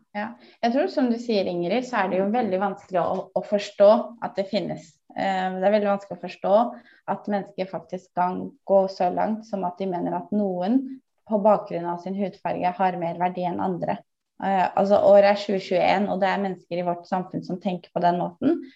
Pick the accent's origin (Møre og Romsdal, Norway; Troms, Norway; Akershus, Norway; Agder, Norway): Akershus, Norway; Bærum; jeg kommer fra Bærum og har nærhet til Oslo